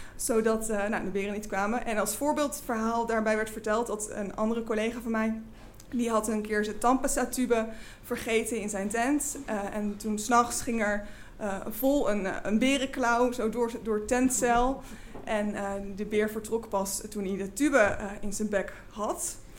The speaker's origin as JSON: {"language": "Dutch", "region": "Flevoland", "country": "Netherlands", "tie": "born or raised there", "said": "ik groeide op in Flevoland en had een hele fijne jeugd"}